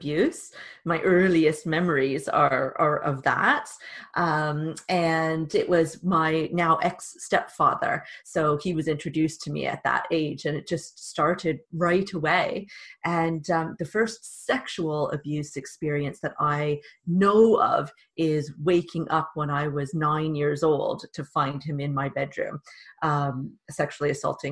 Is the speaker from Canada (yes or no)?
yes; Canada; accent: Canadian; now in England; you could probably tell from my accent that I'm also Canadian